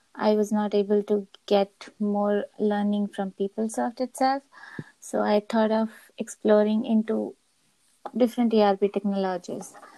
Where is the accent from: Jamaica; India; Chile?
India; moved away as an adult; now in Copenhagen, Denmark; I'm originally from India.